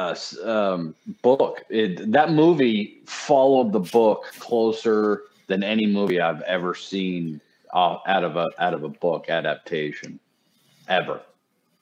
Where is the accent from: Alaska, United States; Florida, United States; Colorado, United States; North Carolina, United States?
Colorado, United States; Fort Collins; I grew up in Fort Collins, Colorado